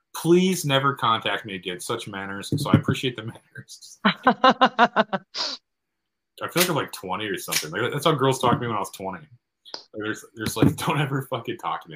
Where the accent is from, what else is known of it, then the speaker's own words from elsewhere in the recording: Midwest, United States; from the Midwest